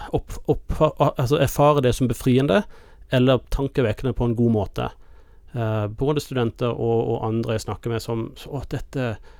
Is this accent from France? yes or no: no; United States; now in Norway; kirken jeg vokste opp i i USA